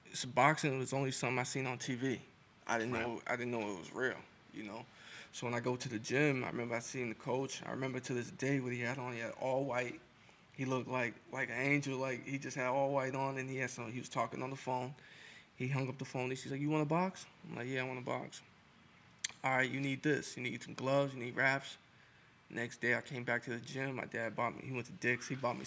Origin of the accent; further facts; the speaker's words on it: Lynn, Massachusetts, United States; I grew up in Lynn my whole life